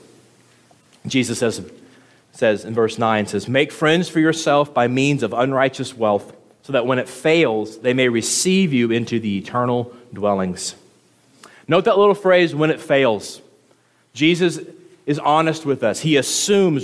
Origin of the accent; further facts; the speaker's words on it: the South, United States; moved away; I'm from the South